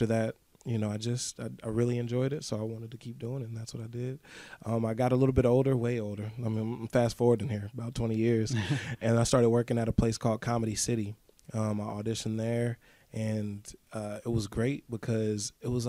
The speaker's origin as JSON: {"language": "English", "town": "Kansas City", "region": "Kansas", "country": "United States", "tie": "born or raised there", "said": "I'm from Wyandotte County, Kansas"}